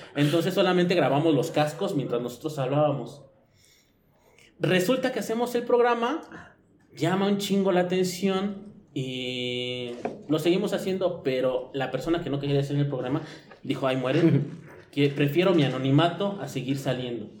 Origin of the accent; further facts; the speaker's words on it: Mexico City, Mexico; soy chilango